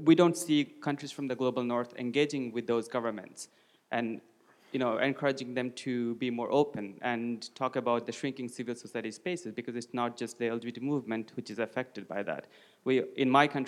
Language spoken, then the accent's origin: English; Bangladesh; moved away as an adult; I come from Bangladesh, one of the countries that was probably highlighted in 2016 for getting two gay activists killed.